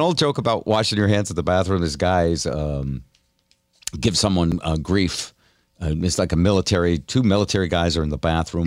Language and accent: English; New Haven, Connecticut, United States; moved away; also born or lived in Seattle / Vermont; I grew up in New Haven, Connecticut, which was fifty percent black.